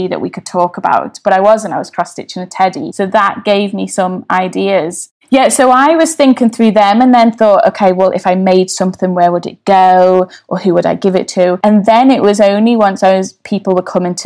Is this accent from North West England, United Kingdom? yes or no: yes; Liverpool, North West England, United Kingdom; now in London, United Kingdom; where I grew up in Everton